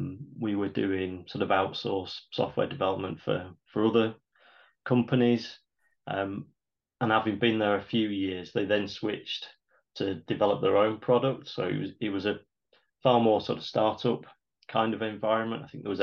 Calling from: Nottingham, East Midlands, United Kingdom; I'm calling in from Nottingham in England, United Kingdom.

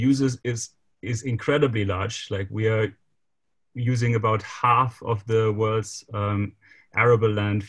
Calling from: Germany; I'm calling now from Germany

